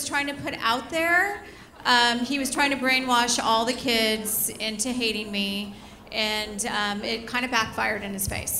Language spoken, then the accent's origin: English; Glendora, California, United States; born or raised there